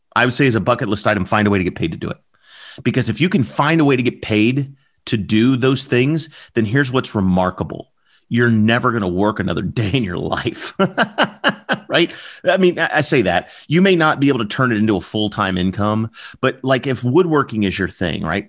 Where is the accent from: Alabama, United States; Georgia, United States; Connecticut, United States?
Alabama, United States; Southern; I'm from the South. I'm from Southern Alabama